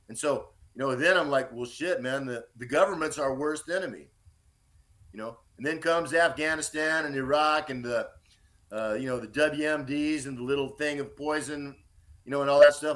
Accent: Austin, Texas, United States; also born or lived in Dallas, Texas; I was born in Austin, Texas, in 1960.

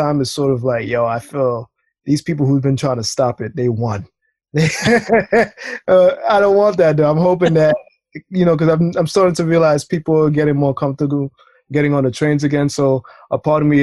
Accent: New York City, New York, United States; I'm born and raised in Brooklyn

